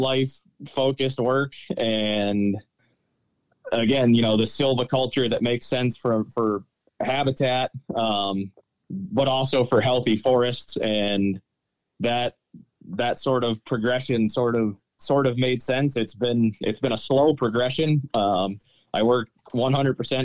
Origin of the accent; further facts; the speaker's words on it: Connecticut, United States; moved away as an adult; also born or lived in New Hampshire; now in Wellsboro, United States; I grew up in Connecticut